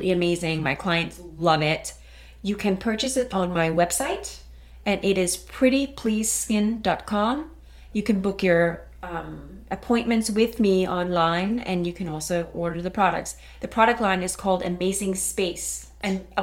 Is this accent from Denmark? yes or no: yes; Denmark; English is a second language; now in United States; I'm sure you can pick up a little accent, and sometimes I have a hard time finding the right words. I am from Denmark